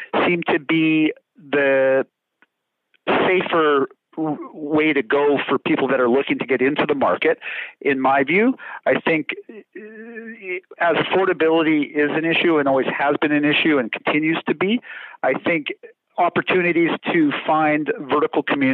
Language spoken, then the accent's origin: English; Vancouver, British Columbia, Canada; I am born and raised in Metro Vancouver.